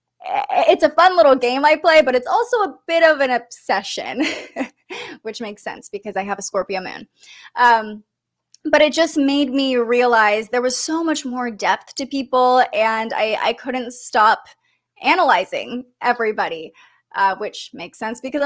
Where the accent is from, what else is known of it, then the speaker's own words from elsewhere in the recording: Sacramento, California, United States; moved away as an adult; also born or lived in Reno, Nevada; move back home to Sacramento and really focus on getting a job in my hometown